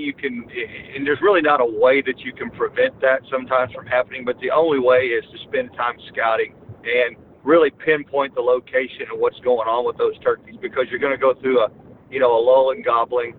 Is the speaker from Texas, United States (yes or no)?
no; Missouri, United States; that's my hometown.